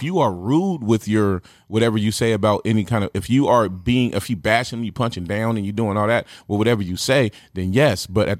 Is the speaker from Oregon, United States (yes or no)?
yes; Portland, Oregon, United States; I grew up in Portland, and I grew up in the hood in Portland. I grew up in the Tamarack. I grew up in the North Side.